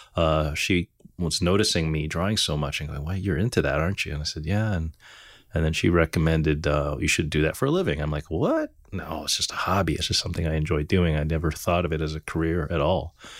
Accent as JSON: {"language": "English", "town": "Montreal", "region": "Quebec", "country": "Canada", "tie": "born or raised there", "said": "growing up in Montreal, it was, it's an enthusiast community, actually"}